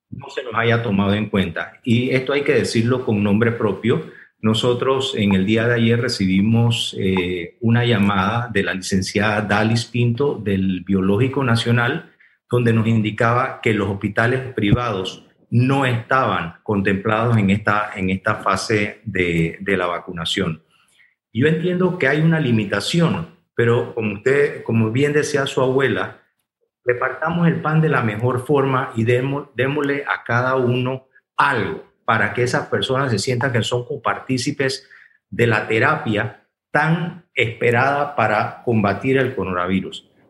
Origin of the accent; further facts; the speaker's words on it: Panama; Y lo más importante, todos somos panameños.